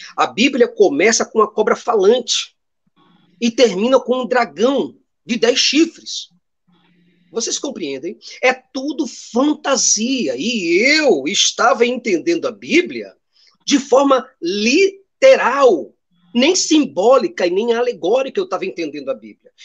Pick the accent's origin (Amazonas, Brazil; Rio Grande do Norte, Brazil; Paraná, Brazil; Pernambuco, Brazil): Pernambuco, Brazil; Recife; Eu sou daqui do Recife, Pernambuco